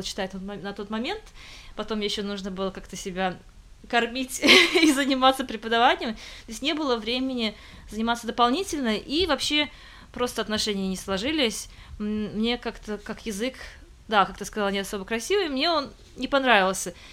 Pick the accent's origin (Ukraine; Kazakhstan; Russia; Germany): Russia; Kazan, Tatarstan; moved away as an adult; also born or lived in Moscow, Russia; now in England, United Kingdom; Я родилась и выросла в Казани